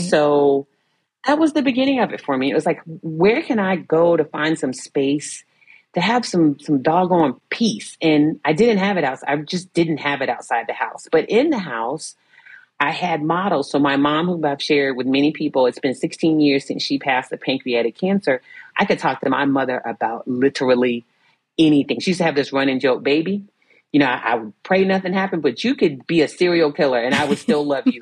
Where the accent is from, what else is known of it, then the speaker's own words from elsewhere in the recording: Virginia Beach, Virginia, United States; I grew up in Virginia Beach, Virginia.